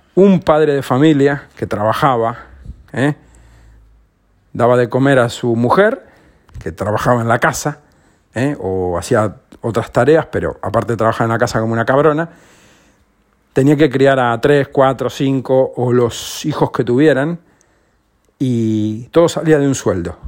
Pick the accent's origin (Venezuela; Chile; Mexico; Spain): Spain